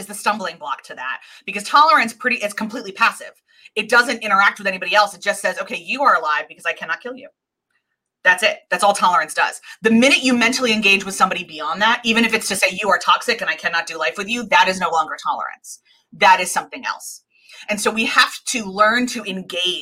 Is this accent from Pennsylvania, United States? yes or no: yes; suburbs of Philadelphia, Pennsylvania, United States; I grew up in the suburbs, we, since I was 7 years old, we've owned a manufacturing factory in a very, very under-resourced neighborhood in Philadelphia called Kensington